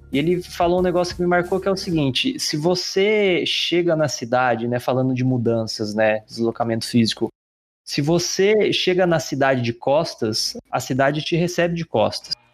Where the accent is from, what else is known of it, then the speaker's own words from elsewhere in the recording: Pindamonhangaba, São Paulo, Brazil; also born or lived in Poços de Caldas; now in São Paulo, Brazil; eu sou de Pindamonhangaba, que é outra cidade do interior